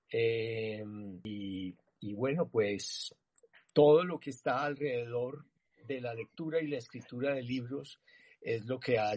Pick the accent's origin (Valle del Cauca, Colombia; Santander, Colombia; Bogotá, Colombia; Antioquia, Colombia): Antioquia, Colombia; Medellín; born there; nací en Medellín hace 63 años